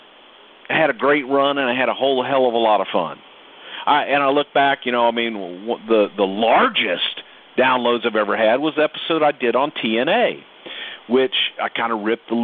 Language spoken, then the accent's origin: English; the South, United States; Growing up in the South